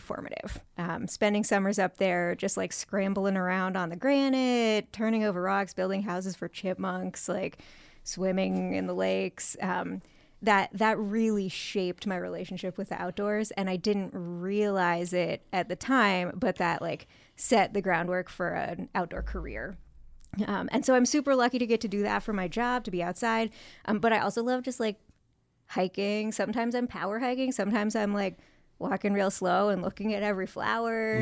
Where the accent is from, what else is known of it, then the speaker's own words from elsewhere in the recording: San Francisco Bay Area, California, United States; I grew up in the San Francisco Bay Area